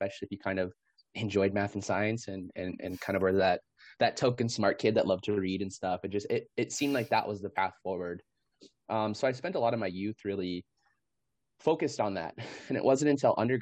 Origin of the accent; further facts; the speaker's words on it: North Dakota, United States; moved away as an adult; now in Seattle, United States; enrolled in the Turtle Mountain Band of Chippewa Indians in North Dakota, is where I'm originally from, but am calling in today from Coast Salish territory here in Seattle.